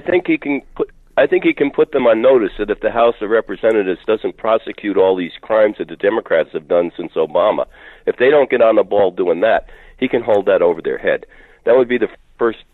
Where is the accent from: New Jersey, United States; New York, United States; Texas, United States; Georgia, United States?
New York, United States; I am a New Yorker